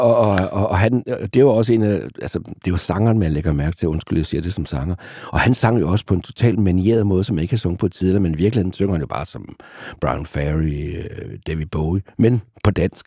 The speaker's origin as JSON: {"language": "Danish", "town": "Vejle", "region": "Southern Denmark", "country": "Denmark", "tie": "born or raised there", "said": "jeg voksede op i Vejle i, i, i den provins"}